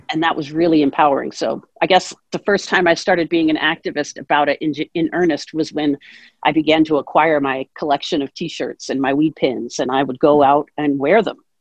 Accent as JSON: {"language": "English", "town": "Seattle", "region": "Washington", "country": "United States", "tie": "born or raised there", "also_born_or_lived": "New Hampshire", "moved": "as an adult", "lives_now": "Great Barrington, United States", "said": "I grew up out in Seattle, Washington."}